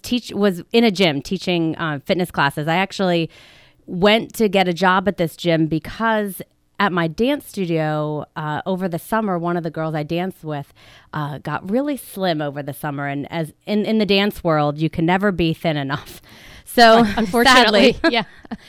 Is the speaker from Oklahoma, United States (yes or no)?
no; Drexel Hill, Pennsylvania, United States; Yes, I grew up in Drexel Hill, so right in the Delaware County area, and I went to high school, to Upper Darby High School, and to college at Temple University. So I am a local girl